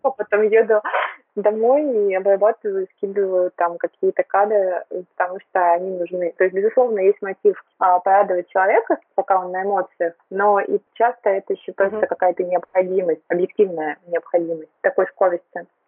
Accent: Tyumen, Tyumen Oblast, Russia; moved away as an adult; now in Moscow, Russia; я родилась в Тюмени, выросла в Тюмени, училась в Тюмени

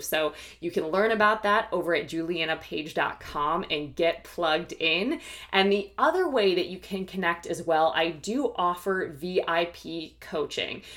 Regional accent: Ohio, United States; also born or lived in New York / Philadelphia / Washington, D.C. / Los Angeles; now in Austin, United States; I am originally from the Midwest, from Ohio

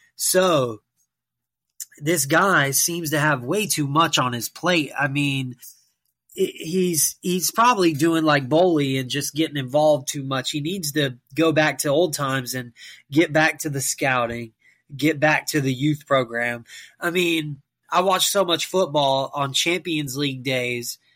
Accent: United States; myself being an American

